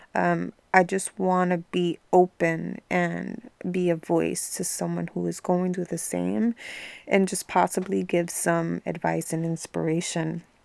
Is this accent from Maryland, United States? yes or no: no; New York City, New York, United States; now in New Jersey, United States; I was born and raised in New York